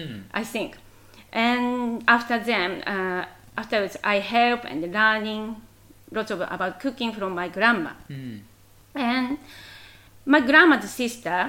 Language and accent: English; Tokyo, Japan; English is a second language; moved away; I was born in Tokyo.